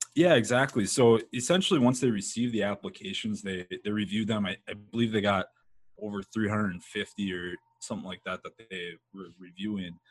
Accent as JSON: {"language": "English", "region": "northern Midwest", "country": "United States", "tie": "born or raised there", "said": "I grew up in the Midwest, mm-hmm. uh, the northern Midwest"}